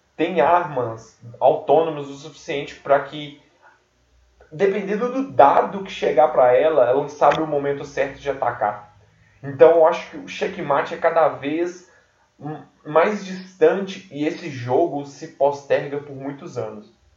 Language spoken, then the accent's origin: Portuguese; Brazil; eu nasci no Brasil